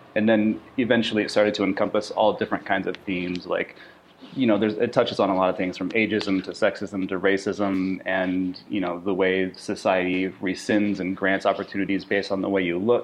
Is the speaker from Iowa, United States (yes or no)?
yes; Sioux City, Iowa, United States; moved away as an adult; also born or lived in Portland, Oregon; me moving from my hometown of Sioux City, Iowa, to Portland, Oregon, to go to art school